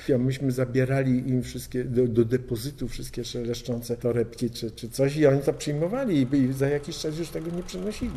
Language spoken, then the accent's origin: Polish; Poznań, Greater Poland, Poland; tam, gdzie się urodziłem, czyli w Poznaniu